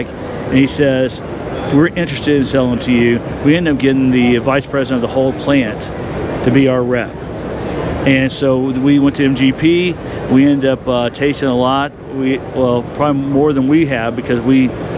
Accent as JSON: {"language": "English", "region": "Texas", "country": "United States", "said": "I'm from Texas. We went to the same camp together at Lakey in Texas"}